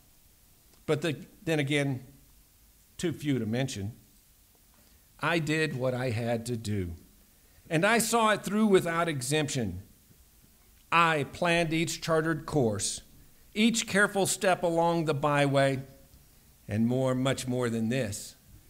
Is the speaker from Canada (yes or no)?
no; United States